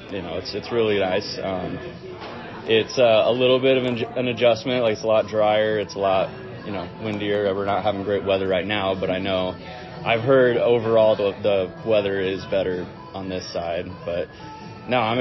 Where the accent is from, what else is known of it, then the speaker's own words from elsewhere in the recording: California, United States; also born or lived in Castle Rock, Colorado; now in Denver, United States; growing up in California.